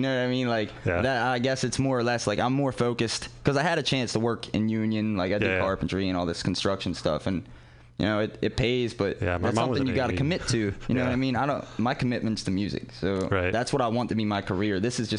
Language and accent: English; Baltimore, Maryland, United States; moved away as an adult; I'm from Baltimore.